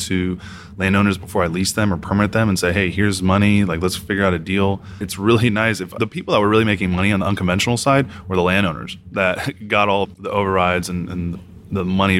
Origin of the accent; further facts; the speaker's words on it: Houston, Texas, United States; here in {S1} about {S2} Houston, man. 713.